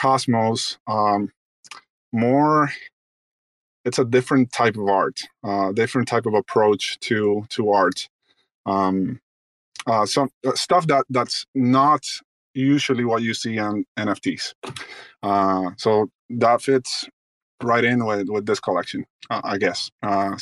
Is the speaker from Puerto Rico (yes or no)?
no; Dominican Republic; I'm originally from the Dominican Republic